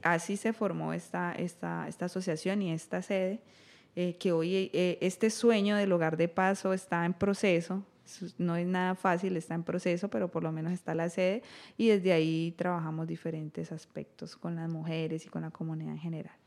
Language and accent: Spanish; Colombia; como colombianos